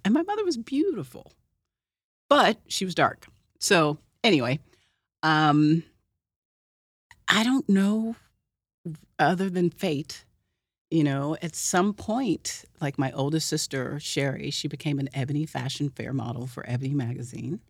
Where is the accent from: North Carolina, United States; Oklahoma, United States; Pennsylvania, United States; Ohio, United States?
Oklahoma, United States; Oklahoma City; I'm from Oklahoma City